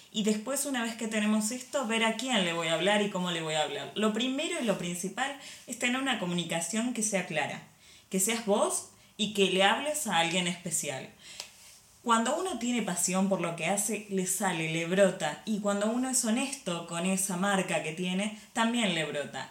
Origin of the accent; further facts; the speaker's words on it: Argentina; moved away as an adult; now in Barcelona, Spain; Yo nací en Argentina, sí, ahí estudié diseño industrial y pasé unos años trabajando como diseñadora en Argentina